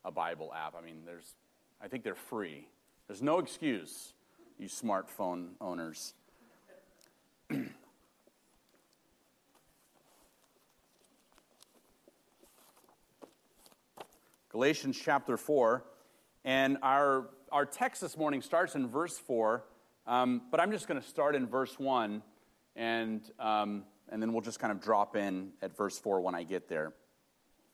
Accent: Los Angeles, California, United States; moved away; I grew up in Los Angeles in the inner city, very blue-collar neighborhood and family

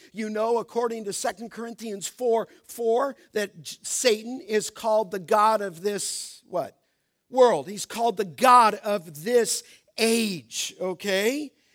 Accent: Los Angeles, California, United States; When I was a young boy growing up in Los Angeles

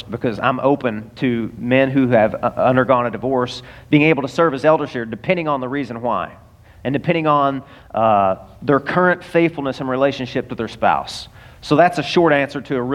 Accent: the South, United States; now in Florida, United States; I'm from the South and it snows every year.

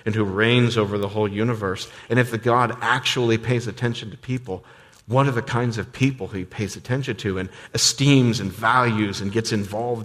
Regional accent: United States; many of us as American suburbanites

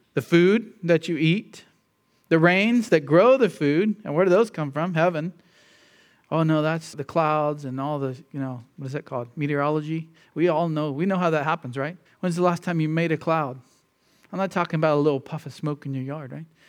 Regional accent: United States; most of us who grew up in the, in the U.S.

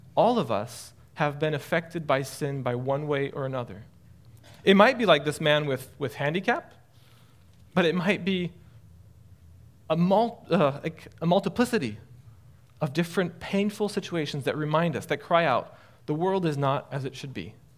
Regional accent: France; also born or lived in Illinois; I grew up in France. I'm half French, my father's French, uh, and lived there my entire life

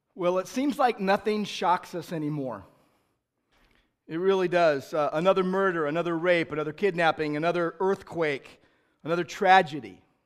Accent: United States; I'm an American

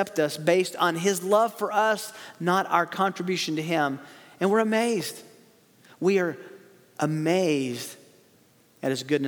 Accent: the South, United States; I grew up in the South

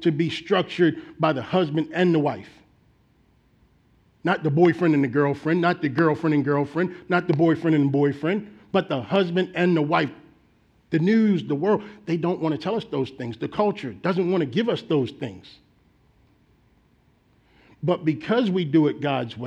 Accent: Baltimore, Maryland, United States; moved away; back in my home state of Baltimore, Maryland

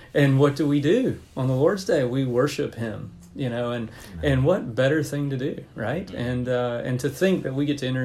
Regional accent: Fayetteville, North Carolina, United States; moved away as an adult; now in Mount Pleasant, United States; I grew up in Fayetteville, North Carolina

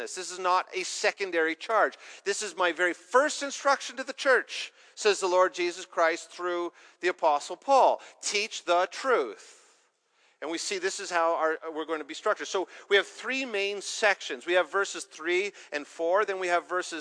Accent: Canada

